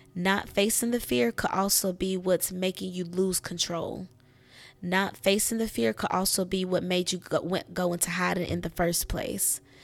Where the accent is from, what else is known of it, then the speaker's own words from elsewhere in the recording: United States; the U S, my home country